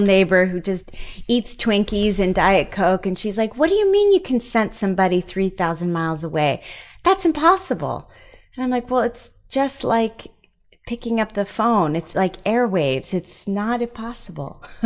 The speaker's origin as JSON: {"language": "English", "region": "East Coast", "country": "United States", "moved": "yes", "said": "we are both from the East Coast, and we made our way out here"}